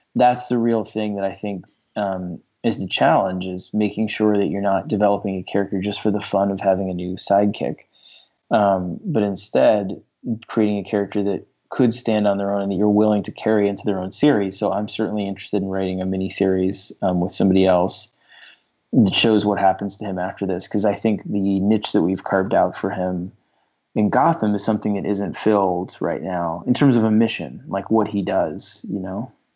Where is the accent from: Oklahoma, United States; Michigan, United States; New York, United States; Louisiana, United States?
New York, United States; I grew up in New York